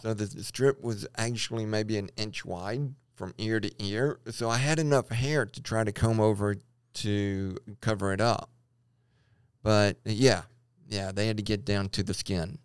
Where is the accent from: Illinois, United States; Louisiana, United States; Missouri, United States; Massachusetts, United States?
Louisiana, United States; Baton Rouge; moved away as an adult; also born or lived in Lompoc, California; now in Idaho, United States; I grew up in Baton Rouge and I, uh, went to L S U, but I moved away for a long period of time